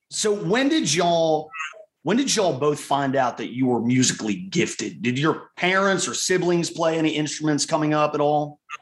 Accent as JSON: {"language": "English", "town": "Richmond", "region": "Virginia", "country": "United States", "tie": "born or raised there", "said": "my hometown of Richmond, Virginia"}